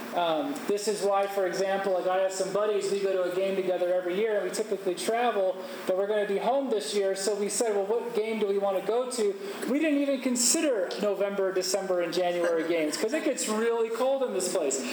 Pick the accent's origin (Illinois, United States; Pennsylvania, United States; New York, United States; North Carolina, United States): Illinois, United States; Chicago; I'm from Chicago. That's where I live